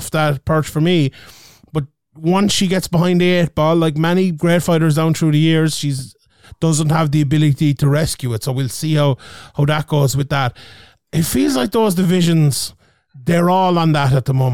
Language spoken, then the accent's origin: English; Ireland; we're Irish